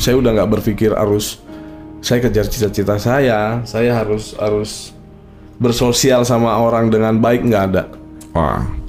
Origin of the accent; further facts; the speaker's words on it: Jakarta, Indonesia; Saya lahir besar di Jakarta